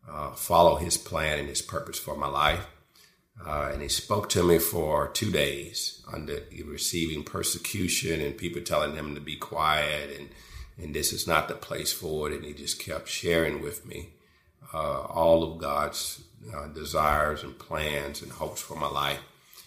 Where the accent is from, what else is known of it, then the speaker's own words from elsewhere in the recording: Houston, Texas, United States; I grew up in Houston, Texas, and I didn't grow up primarily in a Christian home